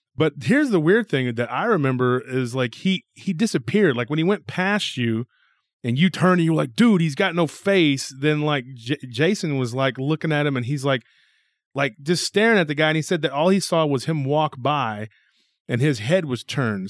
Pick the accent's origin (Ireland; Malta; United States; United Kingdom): United States; Taylor, Texas; moved away as an adult; also born or lived in South Austin, Texas; my hometown